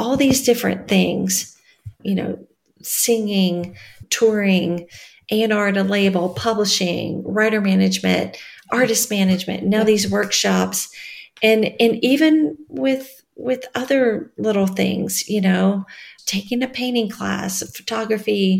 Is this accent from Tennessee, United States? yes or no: yes; West Tennessee, United States; now in Nashville, United States; I just drove in my hometown